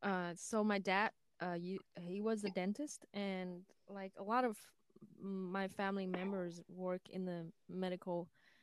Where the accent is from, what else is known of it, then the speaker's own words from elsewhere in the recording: Vietnam; moved away as an adult; now in United States; I'm originally from Vietnam, born and raised in Vietnam, and 4 years ago, I moved to the U.S. To join my family